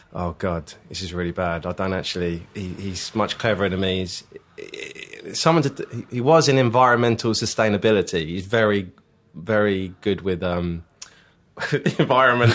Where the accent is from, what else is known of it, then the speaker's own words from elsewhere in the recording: Leigh-on-Sea, East of England, United Kingdom; I am from South End, uh, Leon C, in particular Leon C